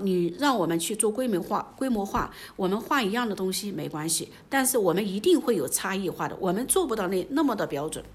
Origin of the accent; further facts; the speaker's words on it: Anhui, China; moved away as an adult; now in Guizhou, China; 我之前在安徽，我有一个小小的织布厂